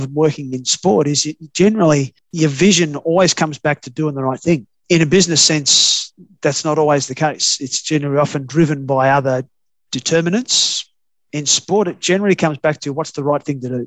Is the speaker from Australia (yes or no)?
yes; Australia; I'm an Australian still